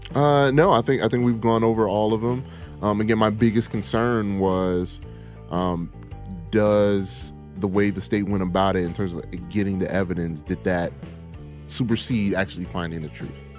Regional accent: United States; Me being an American black man

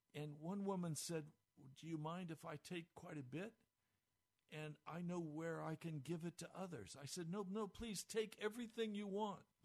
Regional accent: United States; We, as American Christians, and I include myself here

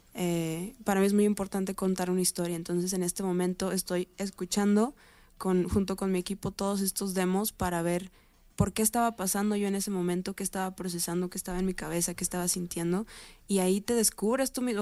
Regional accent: Mexico; soy mexicana

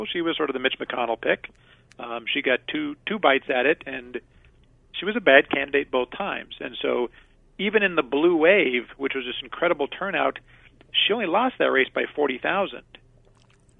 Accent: Colorado, United States; now in Arizona, United States; I'm originally from Colorado. I've been out here for a couple of decades

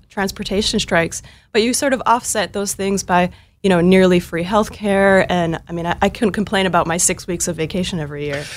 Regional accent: Northfield, Minnesota, United States; I'm originally from Northfield, Minnesota, uh, small town Minnesota of only fifteen thousand people

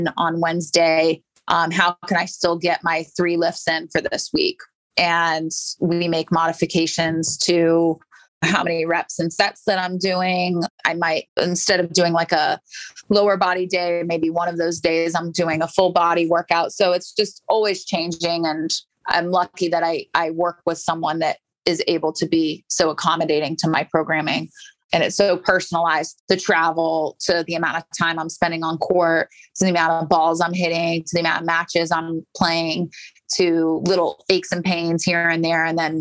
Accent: St. Petersburg, Florida, United States; I grew up in St. Pete, just down the street from IMG Academy.

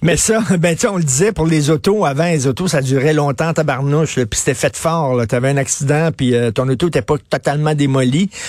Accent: Montreal, Quebec, Canada; j'ai grandi à Verdun, puis je me souviens, là, quand j'étais petit

